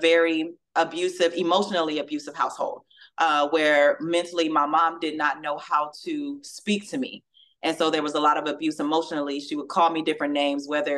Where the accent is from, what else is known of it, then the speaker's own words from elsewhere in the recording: Southern California, United States; moved away as an adult; now in Louisville, United States; growing up in California